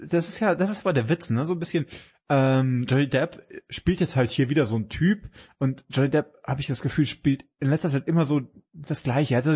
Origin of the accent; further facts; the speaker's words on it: Bavaria, Germany; komme ja aus Bayern, aus dem Geberland.